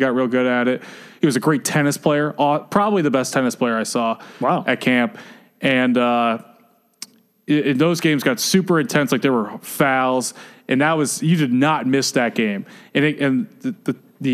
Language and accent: English; the South, United States; also born or lived in Midwest; now in Washington, DC, United States; I'm not from the East Coast. I'm from the South